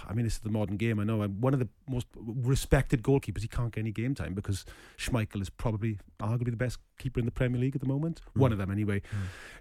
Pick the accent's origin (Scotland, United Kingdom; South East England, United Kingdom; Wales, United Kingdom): Wales, United Kingdom; Merthyr Tydfil; my hometown club of Merthyr Town